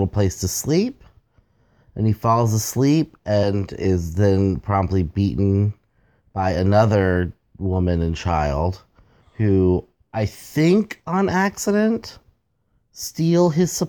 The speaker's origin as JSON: {"language": "English", "region": "Texas", "country": "United States", "tie": "born or raised there", "said": "up in Texas. I grew up in {S1} Right. {S2} Central Texas in the Hill Country, and we have the stake cactuses there"}